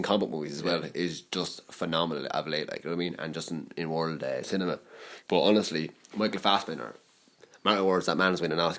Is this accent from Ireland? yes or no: yes; Ireland; I'm Irish. I can't do it, but I'm Irish